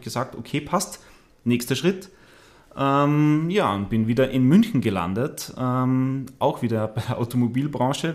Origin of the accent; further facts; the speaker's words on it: Austria; moved away as an adult; also born or lived in Landshut, Germany; now in Munich, Germany; habe mich dann aber in meine Heimat wieder abgesetzt, ja, nach Österreich